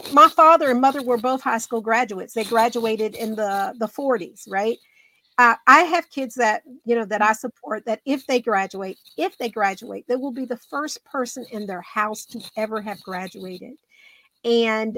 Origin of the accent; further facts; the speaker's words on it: North Carolina, United States; I grew up poor in North Carolina in a house that had outdoor plumbing